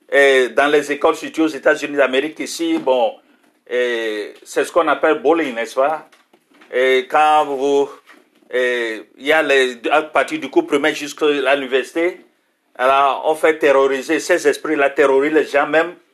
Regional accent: France; born there; Je suis d'origine russe. Je suis né en France dans une famille chrétienne. Mes parents étaient réfugiés russes.

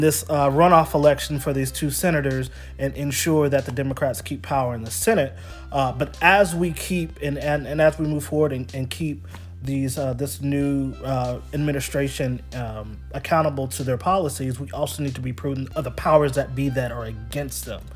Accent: Houston, Texas, United States; moved away as an adult; also born or lived in Dallas, Texas; now in Wilmington, United States; I'm born and raised in Houston, Texas, born and raised in Dallas.

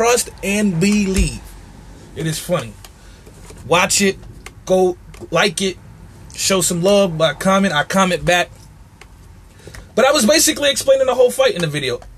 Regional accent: New York City, New York, United States; I'm from Marcy

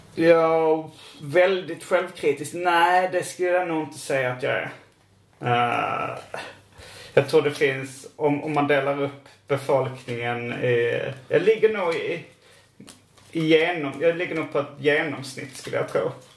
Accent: Malmö, Skåne, Sweden; Jag är född i Malmö

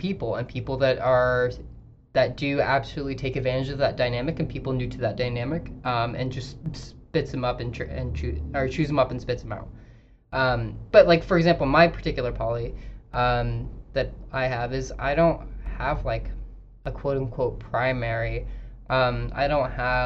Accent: Idaho, United States; moved away; she makes fun of me for kind of growing up in Idaho

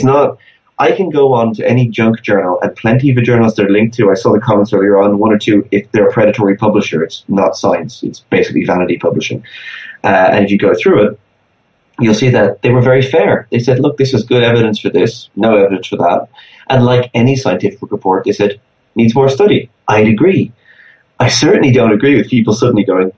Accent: Ireland; in Ireland, my home country.

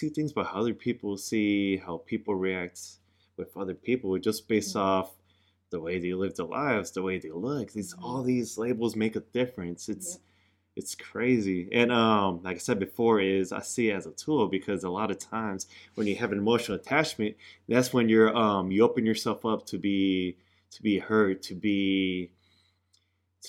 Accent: Pittsburg, California, United States; Where I grew up in Pittsburgh, California

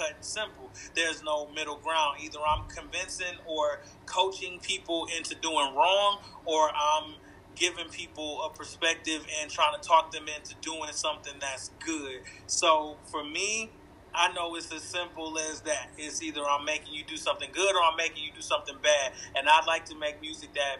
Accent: Flint, Michigan, United States; I grew up in Flint, Michigan.

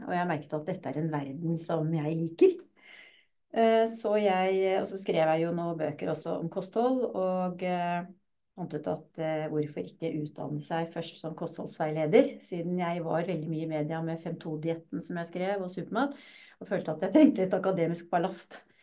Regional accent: Lørenskog, Akershus, Norway; also born or lived in Drammen; Jeg er født i Drammen, faktisk. Ja. Og vokste opp på Lørenskog.

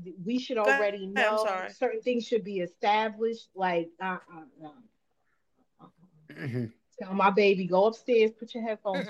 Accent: Jersey City, New Jersey, United States; I'm from Jersey City.

